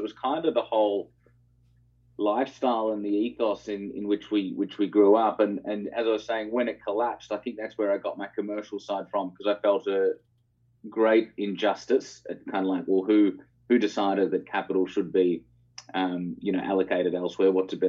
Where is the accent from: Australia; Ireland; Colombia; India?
Australia; Melbourne, Victoria; Yeah, Melbourne, yeah.